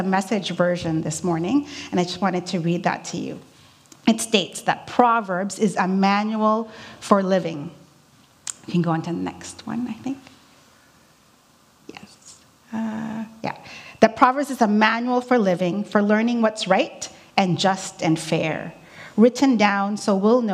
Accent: Philippines; moved away; Growing up in the Philippines

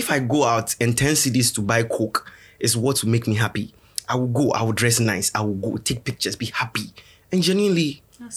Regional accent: Ghana; I come from Komitina

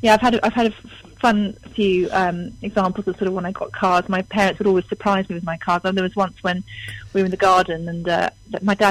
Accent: East Sussex, South East England, United Kingdom; born or raised there; also born or lived in London / Eastbourne / Piddinghoe

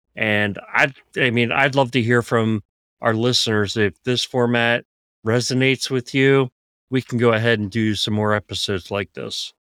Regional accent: Philadelphia, Pennsylvania, United States; moved away; I grew up in Philadelphia

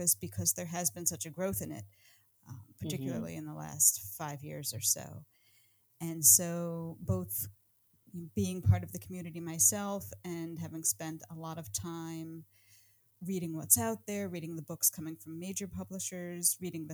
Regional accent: Connecticut, United States; now in Massachusetts, United States; I grew up in Connecticut, but I am now living with my family in Massachusetts outside of Boston

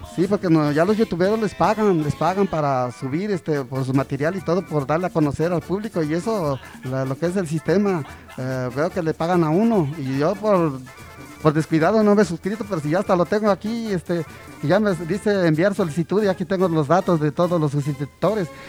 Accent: Zacapoaxtla, Puebla, Mexico; also born or lived in Ahuacatlán (birthplace, garbled); Zacapuazla ya llevo aquí toda mi niñez desde niño. Yo me siento zacapasteco desde que, de mi niñez, desde, desde los 5 años, aquí ya llevo como 55 años viviendo

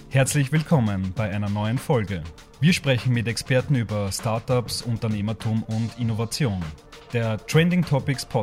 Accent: Donaueschingen, Baden-Württemberg, Germany; Ich komme aus dem schönen Donaueschingen okay. ähm, und habe eigentlich bei Kienbaum in Deutschland gestartet, aber dann eigentlich die meiste Zeit in Osteuropa

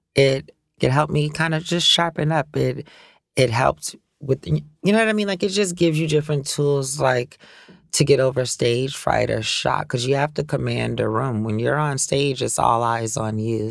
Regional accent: New Orleans, Louisiana, United States; growing up in New Orleans. Like I can't speak for anywhere else because that's where I was raised.

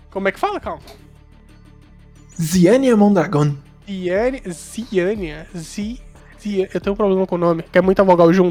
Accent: Brazil

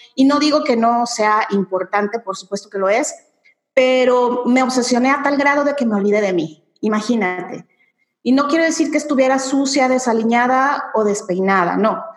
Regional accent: Mexico; yo soy mexicana efectivamente

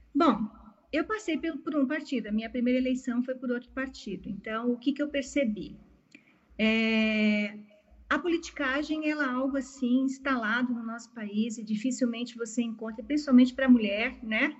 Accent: Palotina, Paraná, Brazil; moved away; also born or lived in Piracicaba; nasci na cidade de, Palotina, no Paraná, então sou paranaense

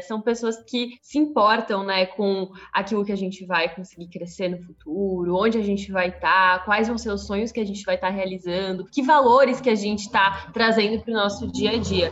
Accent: Santa Catarina, Brazil; venho de Santa Catarina

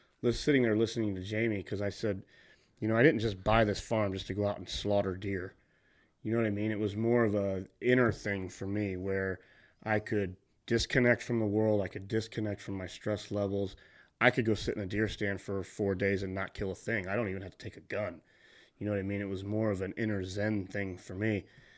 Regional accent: Southern Illinois, United States; moved away as an adult; I grew up in Southern Illinois, which is like the whitetail capital of the world.

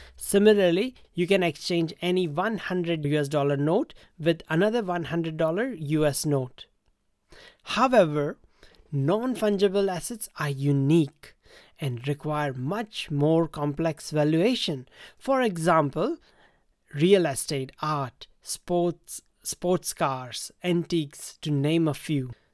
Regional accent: India; Growing up in India

